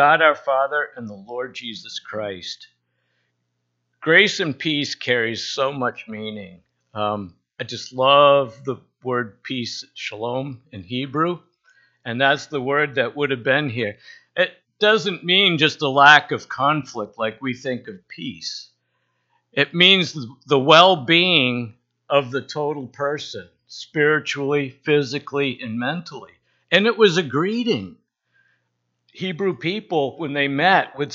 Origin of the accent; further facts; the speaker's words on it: Bar Harbor, Maine, United States; I grew up in the Baptist church in Bar Harbor